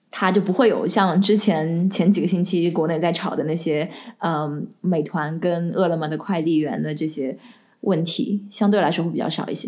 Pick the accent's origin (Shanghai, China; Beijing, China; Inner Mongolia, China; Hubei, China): Shanghai, China; now in Melbourne, Australia; 我是上海人